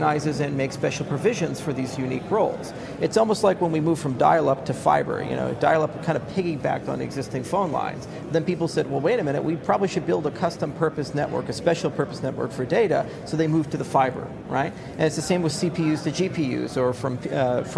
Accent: Hawaii, United States; I was born in Hawaii.

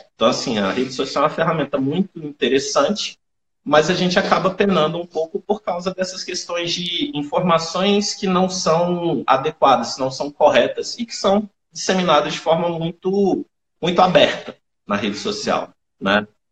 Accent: Brasília, Federal District, Brazil; sou de Brasília, sou nutricionista há 10 anos

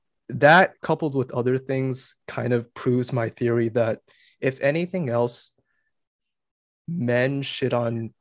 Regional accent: New Hampshire, United States; I grew up in New Hampshire and I was just the Asian kid.

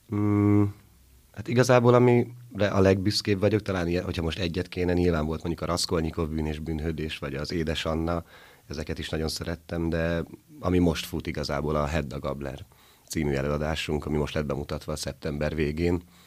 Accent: Pécel, Pest, Hungary; moved away as an adult; also born or lived in Budapest; now in Miskolc, Hungary; Pécelen élek a szüleimmel

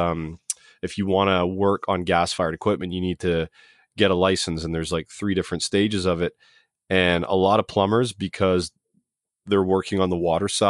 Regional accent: Toronto, Ontario, Canada; accent: Canadian; I'm from Canada, man. Toronto, Ontario.

